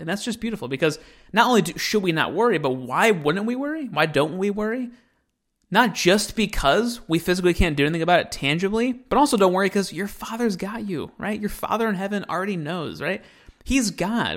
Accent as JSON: {"language": "English", "country": "United States", "said": "I'm an American"}